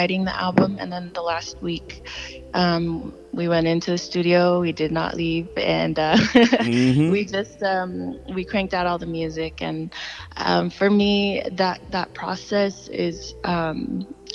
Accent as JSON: {"language": "English", "town": "Salt Lake City", "region": "Utah", "country": "United States", "tie": "born or raised there", "also_born_or_lived": "Los Angeles", "said": "I definitely am proud to represent my hometown"}